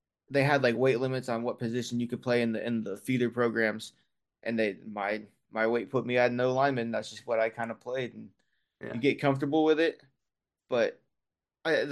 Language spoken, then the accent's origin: English; Lafayette, Indiana, United States; moved away as an adult; now in Indianapolis, United States; originally from Lafayette, so Purdue country